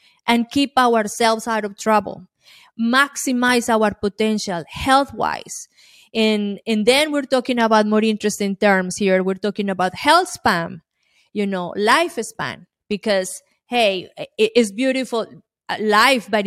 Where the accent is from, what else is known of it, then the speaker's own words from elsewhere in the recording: Colombia; now in United States; I'm an immigrant from Colombia, South America. And when I came here